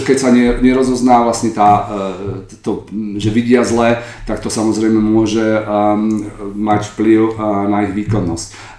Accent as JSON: {"language": "Slovak", "town": "Trenčín", "region": "Trenčín Region", "country": "Slovakia", "tie": "born or raised there", "also_born_or_lived": "Prague", "moved": "as an adult", "lives_now": "Berlin, Germany", "said": "ja som sa narodil z Trenčína a medicínu som študoval v Prahe a v Berlíne"}